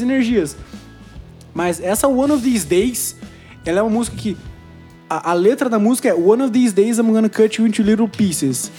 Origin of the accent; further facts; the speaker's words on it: Brazil; Toda a nossa raiz, como sul-americanos, como brasileiros